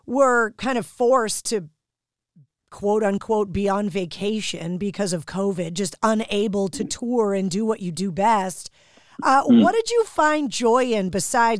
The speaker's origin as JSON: {"language": "English", "town": "Boston", "region": "Massachusetts", "country": "United States", "tie": "born or raised there", "said": "growing up in Boston"}